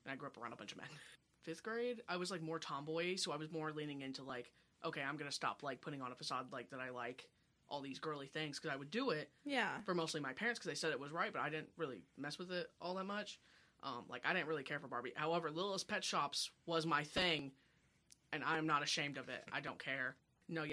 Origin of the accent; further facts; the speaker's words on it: Kansas City, United States; I'm from KC, like South KC.